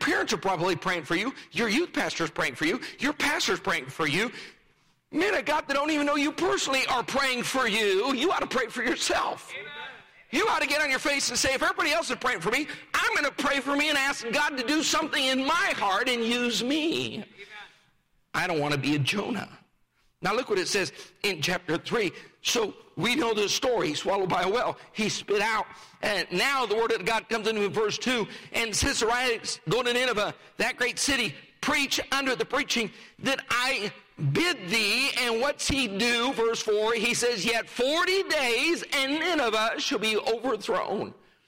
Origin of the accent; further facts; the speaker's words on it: Rifle, Colorado, United States; I grew up in Rifle, Colorado, a town of 1,500 at the time. We lived two blocks from the main street, the main square